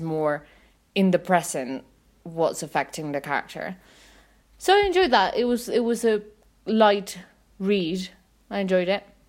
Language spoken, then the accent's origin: English; Mexico City, Mexico; I'm from Mexico City.